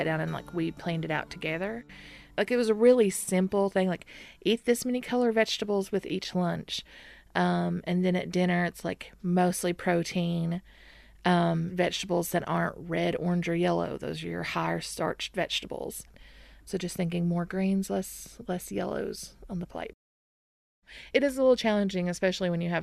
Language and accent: English; McRoberts, Kentucky, United States; I'm from McRoberts, Kentucky